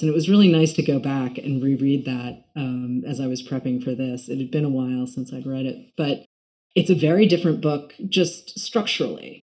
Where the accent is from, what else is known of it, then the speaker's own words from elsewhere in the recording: New York, United States; as a New Yorker